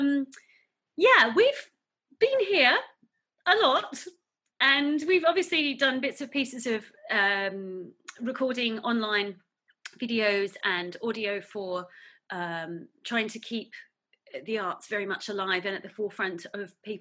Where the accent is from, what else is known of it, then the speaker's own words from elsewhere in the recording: Newcastle, New South Wales, Australia; moved away as an adult; now in United Kingdom; In Newcastle, so only about 50 kilometres away from you.